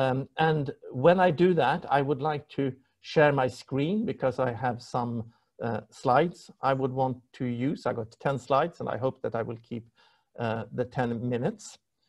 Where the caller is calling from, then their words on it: Stockholm, Stockholm County, Sweden; also born or lived in London, United Kingdom; I'm calling in from Stockholm.